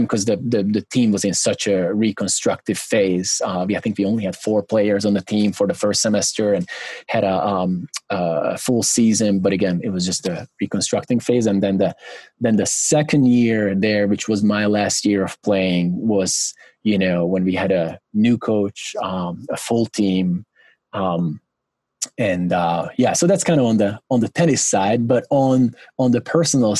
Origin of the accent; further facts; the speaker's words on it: Budapest, Hungary; English is a second language; moved away as an adult; also born or lived in South Carolina, United States / Hawaii, United States; I grew up in Budapest, Hungary, a big, you know, big metropolitan city